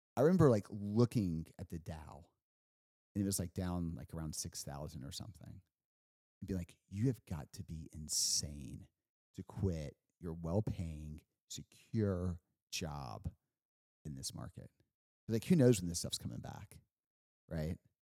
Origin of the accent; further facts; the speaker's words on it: Huntsville, Alabama, United States; moved away as an adult; also born or lived in Washington, D.C.; growing up in Huntsville